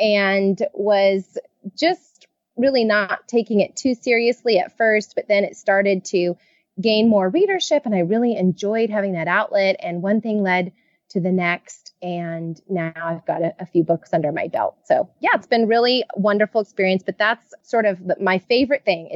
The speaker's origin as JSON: {"language": "English", "region": "California", "country": "United States", "tie": "born or raised there", "said": "I am a Californian born and raised"}